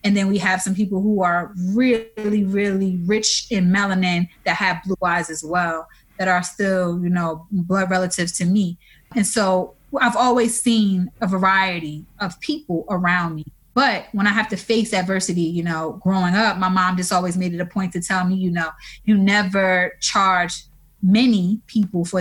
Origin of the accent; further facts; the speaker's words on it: New Orleans, Louisiana, United States; So I'm originally from New Orleans, born and raised there.